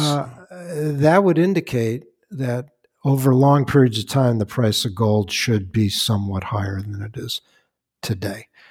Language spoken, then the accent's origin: English; Chicago, Illinois, United States; now in Westchester, United States; I'm from Chicago